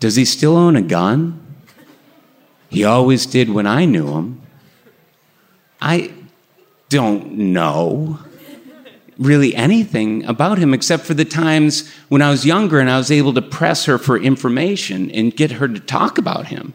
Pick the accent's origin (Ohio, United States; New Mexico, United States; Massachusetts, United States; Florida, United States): Massachusetts, United States; Burlington; the house I grew up in Burlington, Massachusetts.